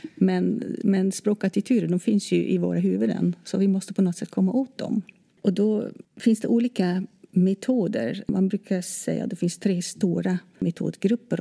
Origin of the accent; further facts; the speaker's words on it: Netherlands; Swedish is a second language; moved away as an adult; now in Sweden; Då jag kom till Sverige i slutet på 80-talet då hade jag läst eh, lite svenska i mitt hemland, Nederländerna.